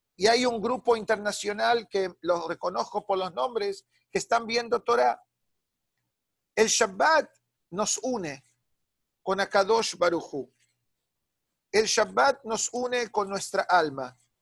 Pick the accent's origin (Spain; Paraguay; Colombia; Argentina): Argentina; Buenos Aires; moved away; nos fuimos de Buenos Aires